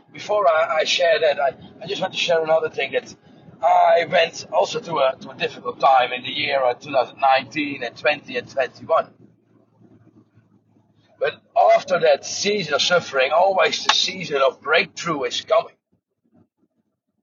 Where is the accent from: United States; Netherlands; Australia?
Netherlands; I'm from Holland